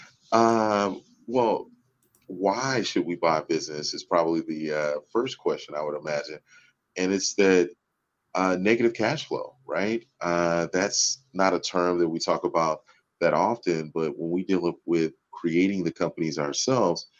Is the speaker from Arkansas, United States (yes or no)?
no; Houston, Texas, United States; also born or lived in Dallas; now in Arlington, United States; I'm actually a native Texan. I grew up in Houston and live here in Dallas these days, in Arlington more specifically